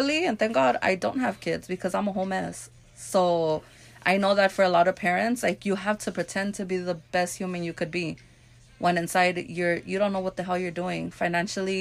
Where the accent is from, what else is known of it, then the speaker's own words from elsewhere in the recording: Los Angeles, California, United States; also born or lived in Whittier / South Gate; I was born and raised in South Central